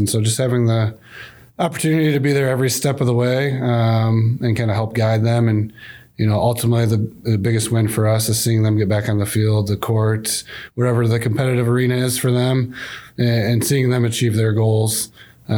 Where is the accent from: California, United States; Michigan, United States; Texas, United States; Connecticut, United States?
Michigan, United States; Grand Rapids; I grew up in West Michigan, the Grand Rapids area, so I love this part of the state